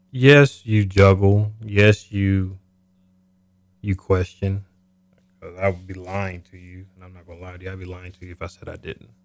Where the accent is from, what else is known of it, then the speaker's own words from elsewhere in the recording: Topeka, Kansas, United States; I'm originally from Topeka. Okay. Kansas.